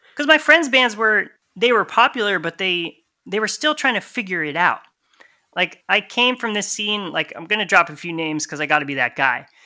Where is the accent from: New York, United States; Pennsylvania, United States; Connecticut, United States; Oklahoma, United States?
Connecticut, United States; moved away as an adult; also born or lived in Massachusetts; now in Tallahassee, United States; I actually grew up in the center of Connecticut